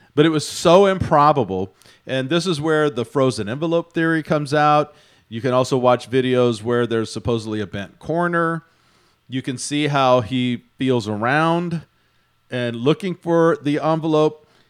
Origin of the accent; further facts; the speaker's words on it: Houston, Texas, United States; my hometown of Houston